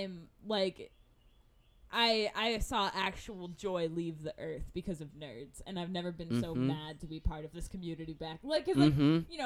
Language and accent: English; Odessa, Texas, United States; now in Austin, United States; I'm from Odessa